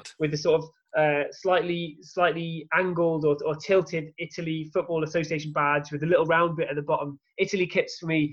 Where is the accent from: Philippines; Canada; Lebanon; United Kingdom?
United Kingdom; England; growing up in England